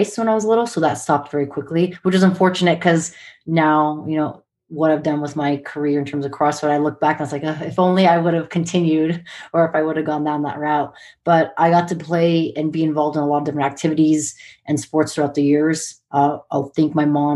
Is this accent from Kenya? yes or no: no; Montana, United States; also born or lived in San Diego, California / Hawaii; growing up in Montana, my sisters